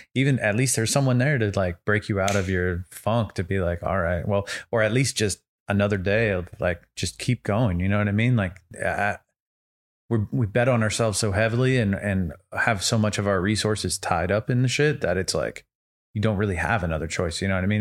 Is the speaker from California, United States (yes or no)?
yes; Santa Rosa, California, United States; moved away; I'm originally from the Bay, so Bay Area, Northern California